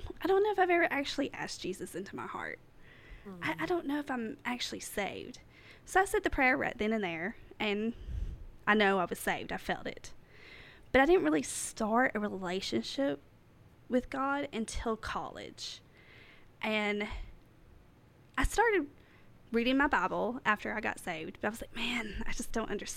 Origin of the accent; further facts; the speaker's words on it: Southeast Kentucky, United States; accent: hick; moved away as an adult; now in East Tennessee, United States; I'm from Southeast Kentucky, and I have a hick accent.